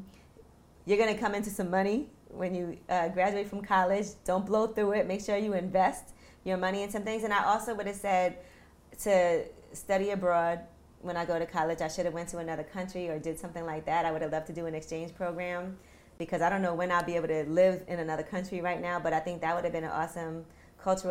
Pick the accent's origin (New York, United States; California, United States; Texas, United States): New York, United States; New York City; one of my friends that I grew up with in Brooklyn